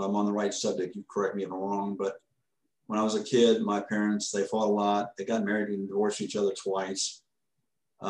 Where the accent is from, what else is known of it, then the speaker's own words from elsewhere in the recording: Orlando, Florida, United States; In Florida. I grew up in Orlando. I'm from Orlando